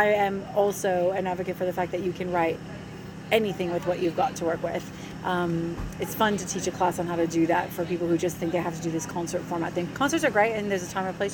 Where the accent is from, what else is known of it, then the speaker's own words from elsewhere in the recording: United States; now in Australia; being American